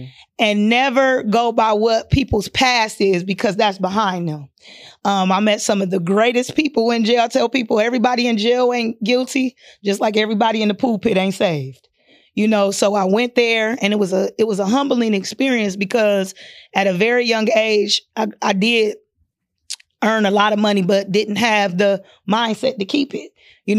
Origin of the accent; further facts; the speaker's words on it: Akron, Ohio, United States; So I was raised in Akron, Ohio, LBJ City. Well, we moved around a lot, but I'm from Akron, Ohio.